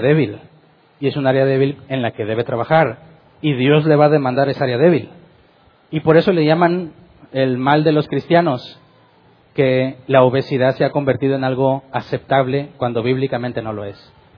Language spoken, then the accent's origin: Spanish; Mexico; como decimos mexicanos